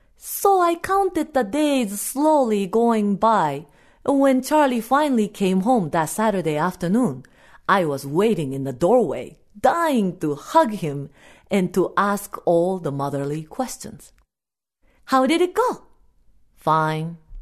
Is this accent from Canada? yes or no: no; Japan; first language Japanese; English is a second language; now in United States; my native language